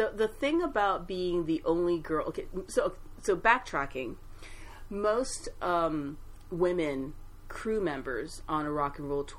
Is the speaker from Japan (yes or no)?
yes; Japan; moved away; also born or lived in Brooklyn, New York / US South / US Midwest; I lived in Brooklyn for about 6 years. I'm originally from Japan.